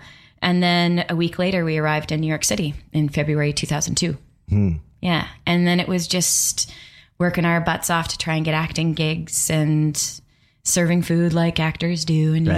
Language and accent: English; Calgary, Alberta, Canada; So I'm from Calgary, Alberta, Canada.